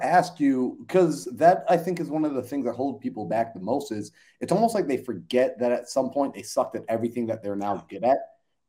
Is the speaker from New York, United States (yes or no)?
yes; Long Island, New York, United States; I grew up in New York, right by like the Metropolitan. I was in Long Island, right next to Manhattan. Millions of people. I'm always surrounded by suburbs, always surrounded by buildings. I wasn't in a rural area.